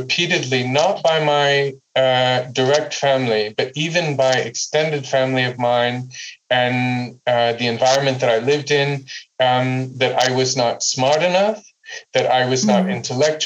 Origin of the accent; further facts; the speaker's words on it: United States; now in Amsterdam, Netherlands; growing up in the United States